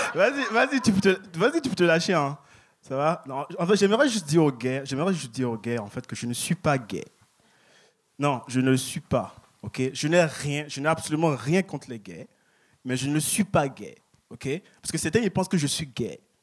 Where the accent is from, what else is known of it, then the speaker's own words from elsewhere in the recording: Paris, Île-de-France, France; now in Montreal, Canada; je viens de Paris, je viens de France